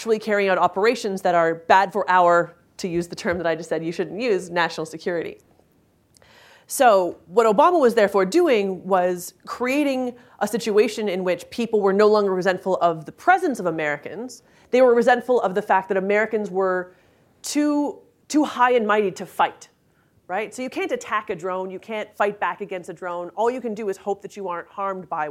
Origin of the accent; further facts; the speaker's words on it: Canada; I'm Canadian